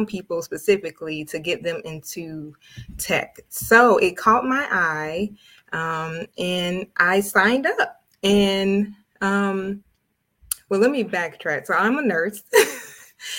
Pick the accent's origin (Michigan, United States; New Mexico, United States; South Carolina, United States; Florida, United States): Florida, United States; Tallahassee; I'm from the small town of Tallahassee, Florida